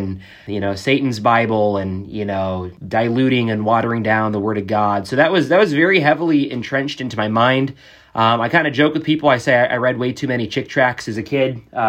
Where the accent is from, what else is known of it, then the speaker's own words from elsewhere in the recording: Jeddah, Makkah Province, Saudi Arabia; born there; I was born in Saudi Arabia. My dad was military. Yeah, born in Jeddah, right off the coast of the Red Sea in the early 90s.